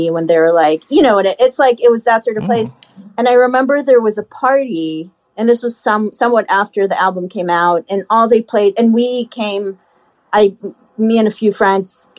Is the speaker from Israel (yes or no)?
yes; Haifa, Haifa District, Israel; born or raised there; now in New York, United States